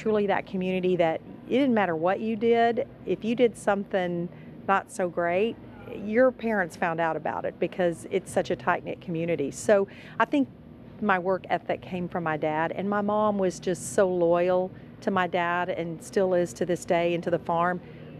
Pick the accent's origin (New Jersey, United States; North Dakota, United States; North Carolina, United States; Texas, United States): Texas, United States; Windthorst; Well, Winthorst is only a short 30-minute drive from here, but it is the farm, and it's out in the country.